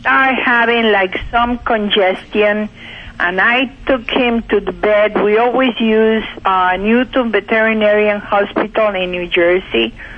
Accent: Cuba; now in Pennsylvania, United States; Originally from Cuba

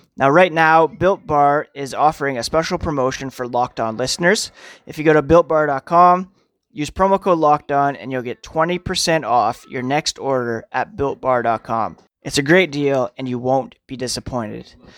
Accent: Canada; as a Canadian, I grew up watching Hockey Night in Canada

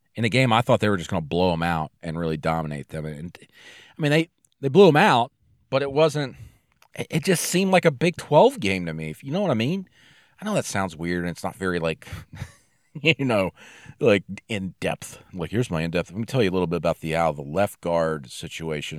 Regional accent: Arkansas, United States; I'm from Arkansas

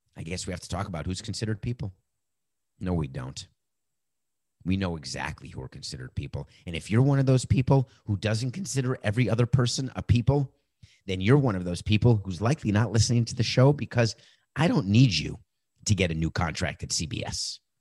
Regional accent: Miami, Florida, United States; my hometown team, the Miami Marlins

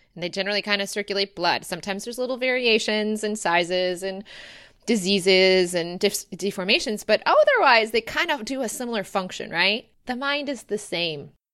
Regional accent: Rochester, Michigan, United States; I'm actually from Rochester, Michigan, which is Metro Detroit

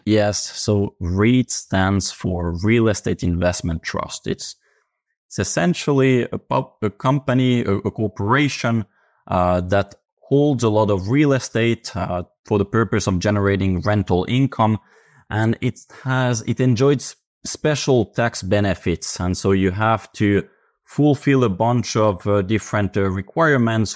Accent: Finland; I come from Finland.

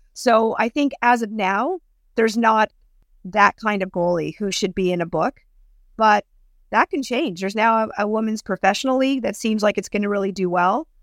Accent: Thornhill, Ontario, Canada; I grew up in Thornhill, not too far from Mitch Marner.

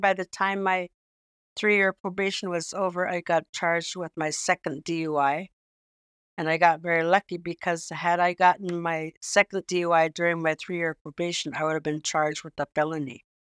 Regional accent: Savoonga, Alaska, United States; I'm originally from Saint Lawrence Island, which is located in northwest Alaska between mainland Alaska and Russia, but it's closer to Russia. And I'm originally from a small village called Savunga

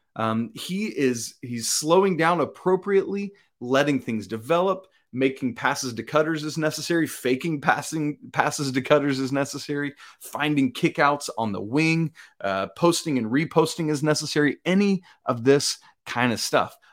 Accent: Atlanta, Georgia, United States; moved away; I'm actually from the Atlanta area is where I grew up on the south side of Atlanta

